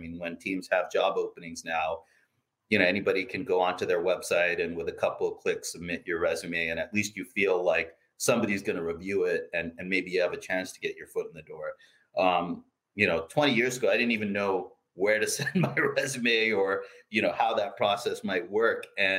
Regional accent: Philippines; I really started getting passionate about baseball as a kid growing up in the Philippines.

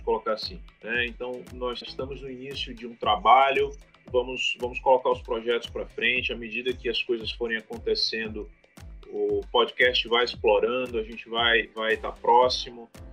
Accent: Amazonas, Brazil; como amazonense, como brasileiro

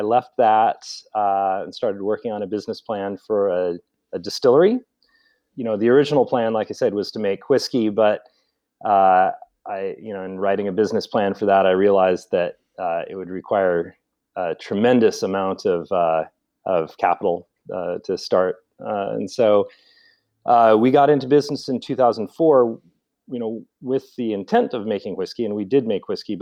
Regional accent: Seattle, Washington, United States; now in Portland, United States; I'm originally from Seattle. Grew up in the Seattle area of Norwegian heritage

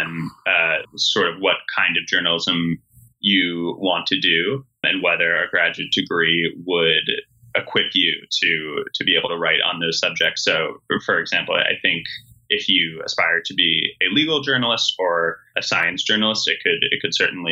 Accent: Montclair, New Jersey, United States; my town's magazine, Montclair Magazine, where I grew up in New Jersey

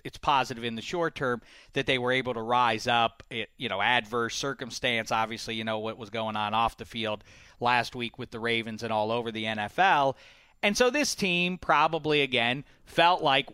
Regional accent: Pittsburgh, Pennsylvania, United States; I am born and raised in Pittsburgh and therefore a Steelers fan

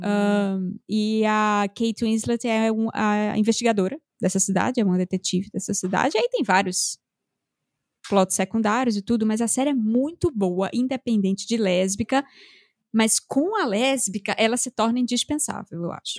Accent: Northeast Region, Brazil; now in São Paulo, Brazil; Como eu cresci comendo coentro, como boa nordestina.

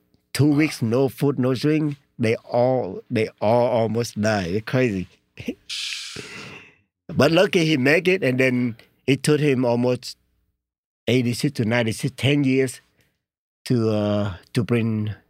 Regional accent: Vietnam; English is a second language; moved away as an adult; And then that's my first money I ever make in my life since I grew up in Vietnam. Like 22 years old, I never ever make money.

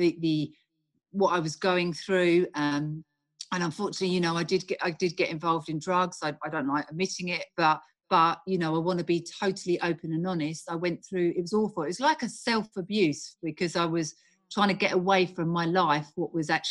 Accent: United Kingdom; I'm from the UK.

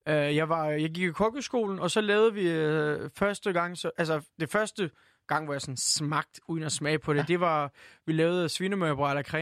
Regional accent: Turkey; now in Denmark; nej, nej, jeg er tyrker. Jeg elsker at være her, men jeg er stadig tyrker

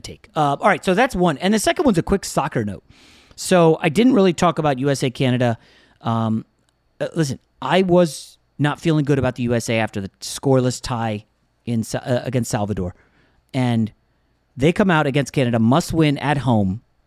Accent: Northern Virginia, United States; I grew up in Northern Virginia

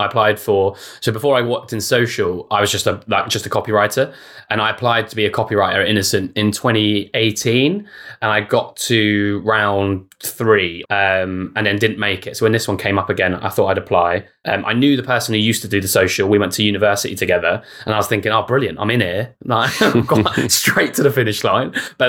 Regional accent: United Kingdom; We're not like social snarky. We're British passive aggressive.

